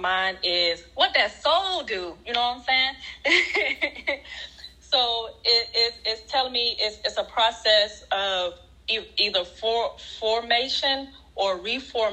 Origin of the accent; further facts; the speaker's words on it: Alabama, United States; now in Virginia, United States; I'm from Alabama